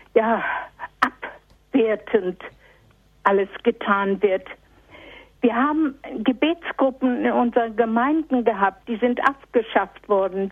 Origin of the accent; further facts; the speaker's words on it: East Prussia, Warmian-Masurian Voivodeship, Poland; now in Bielefeld, Germany; Ich komme aus Ostpreußen, aus dem Ermland